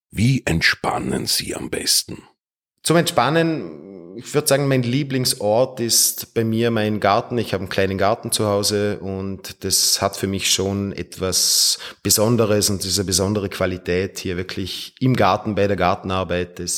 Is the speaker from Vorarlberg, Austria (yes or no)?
yes; Feldkirch, Vorarlberg, Austria; Geboren bin ich in Feldkirch und ich wohne auch in meiner Heimatstadt in Feldkirch.